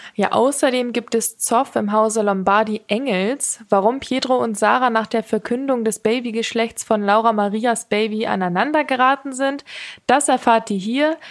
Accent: Munich, Bavaria, Germany; als Münchnerin

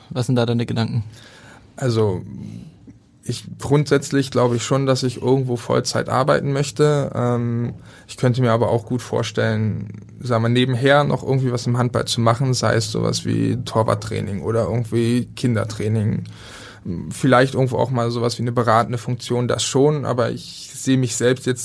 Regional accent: Berlin, Germany; Also für mich halt als, als Berliner, ähm, es fällt einem schwer

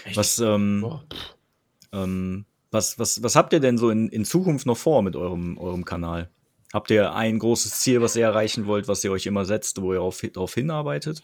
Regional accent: Krefeld, North Rhine-Westphalia, Germany; uns Krefeldern

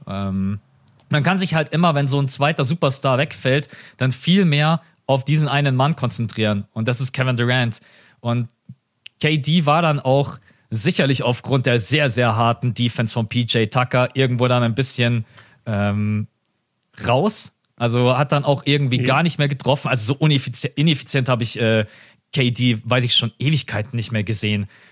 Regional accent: Germany; Das sind wir Deutschen

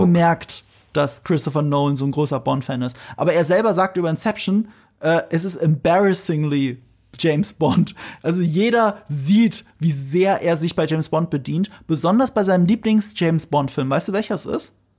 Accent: near Ramstein, Rhineland-Palatinate, Germany; moved away; ich komme ja aus der Nähe von Rammstein. Und in Rammstein, jetzt muss ich mal aus dem Nähkästchen plaudern, da gibt's ein Kino, das ist das äh, Broadway-Kino. Da habe ich meine halbe Kindheit verbracht

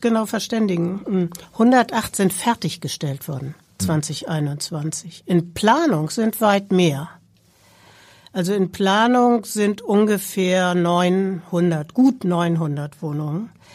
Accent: Hamburg, Germany; also born or lived in Berlin / Baltic coast; Ich bin eine geborene Hamburgerin

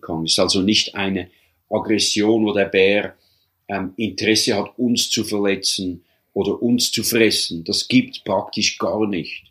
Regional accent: Switzerland; moved away as an adult; also born or lived in Canadian Rocky Mountains, Canada; now in Canada; ich bin eigentlich Schweizer, habe Doppel, Doppelbürgerschaft, bin Kanada-Schweizer, lebe seit bald ja, 37 Jahren jetzt hier in Kanada

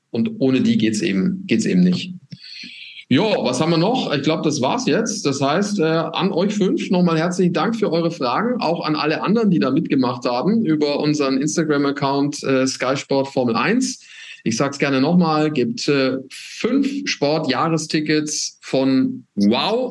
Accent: Nuremberg, Bavaria, Germany; ich komme aus Nürnberg

